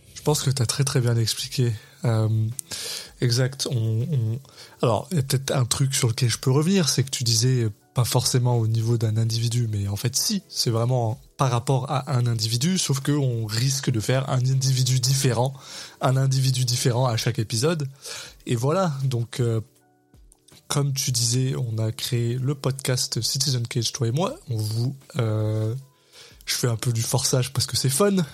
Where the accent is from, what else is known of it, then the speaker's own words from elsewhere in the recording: France; now in Quebec, Canada; je suis un Français expatrié au Québec